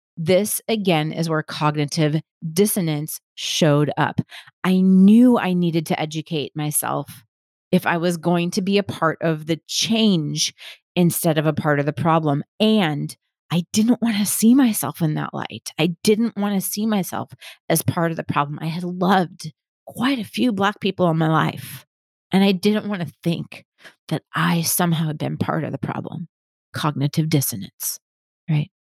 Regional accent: Milwaukee, Wisconsin, United States; I grew up in Milwaukee, Wisconsin

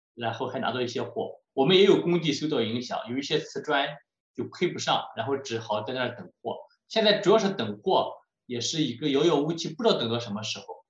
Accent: Shandong, China; moved away as an adult; also born or lived in Lund, Sweden / Liverpool, United Kingdom / Qingdao; now in North York, Canada; 我是山东人，在山东出生长大

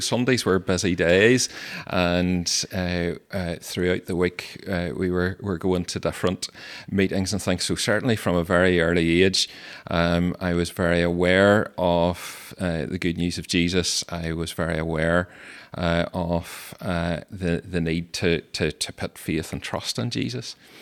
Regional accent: Stewartstown, Northern Ireland, United Kingdom; I grew up in Sturchtown in County Tyrone

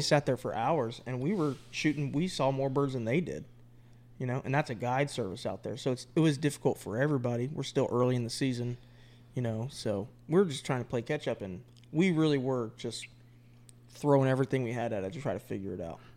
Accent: Florida, United States; moved away as an adult; now in North Carolina, United States; me being born and raised in Florida for my entire adulthood until I left for the Marine Corps

